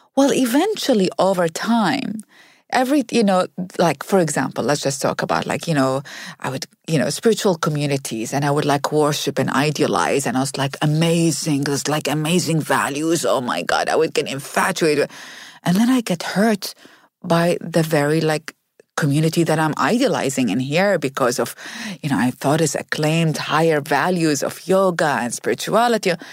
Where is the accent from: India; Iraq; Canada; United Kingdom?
Iraq; moved away as an adult; now in United States; I grew up in Iraq